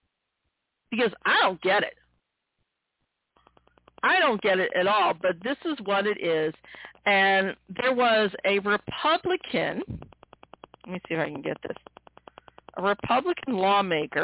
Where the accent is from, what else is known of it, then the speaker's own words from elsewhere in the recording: Missouri, United States; here in my home state of Missouri